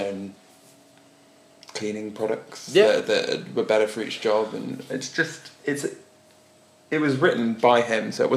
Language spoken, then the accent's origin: English; England, United Kingdom; moved away; I'm English